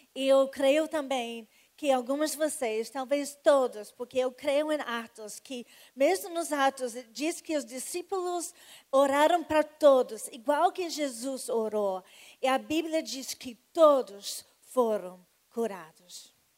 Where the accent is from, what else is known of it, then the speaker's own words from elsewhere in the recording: United States; Portuguese is a second language; now in Rio de Janeiro, Brazil; pelo sotaque, vocês já sabem que eu não sou das gema, não, né? É, realmente, eu sou americana